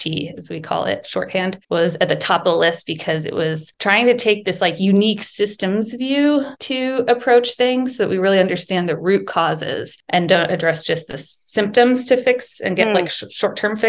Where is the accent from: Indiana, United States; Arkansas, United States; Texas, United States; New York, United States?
Texas, United States; I grew up in Texas